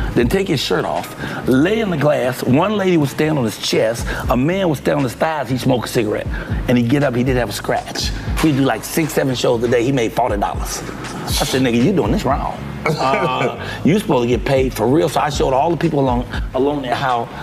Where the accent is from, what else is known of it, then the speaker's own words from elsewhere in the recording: Chicago, Illinois, United States; When we moved into the projects, Robert Teller homes